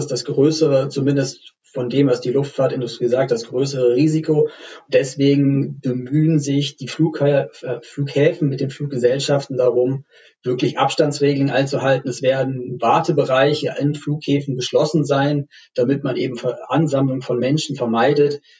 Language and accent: German; Berlin, Germany; Als Berliner muss man sich ja auch beeilen, wenn man nochmal aus Tegel rausfliegen möchte.